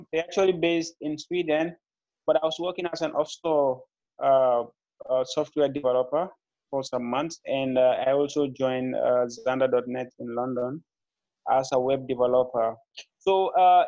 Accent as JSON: {"language": "English", "country": "Gambia", "tie": "born or raised there", "also_born_or_lived": "Serekunda, Gambia", "said": "I'm a young Gambian entrepreneur. I was born and raised in the Gambia."}